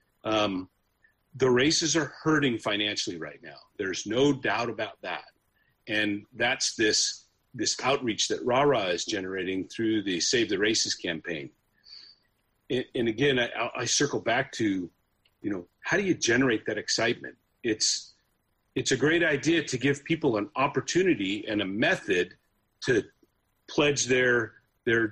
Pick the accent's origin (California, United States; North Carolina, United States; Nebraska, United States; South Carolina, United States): California, United States; San Francisco Bay Area; I grew up in the San Francisco Bay Area